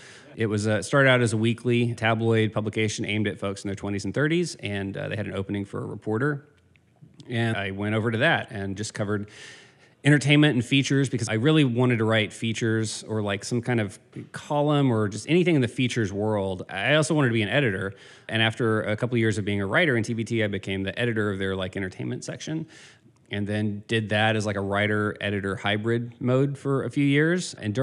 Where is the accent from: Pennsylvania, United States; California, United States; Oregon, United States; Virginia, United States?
Virginia, United States; I grew up in Virginia and then I went to college at Wake Forest in North Carolina.